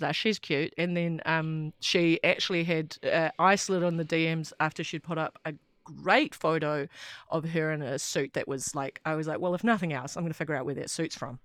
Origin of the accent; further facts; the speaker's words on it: Wellington, New Zealand; I grew up in Wellington and lived here my whole life